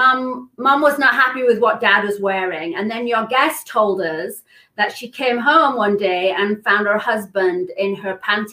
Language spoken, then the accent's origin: English; England, United Kingdom; moved away as an adult; now in California, United States; So I came from England. I was a model. I was actually the Marlboro cigarette girl. So in England, they had a girl instead of the Marlboro man.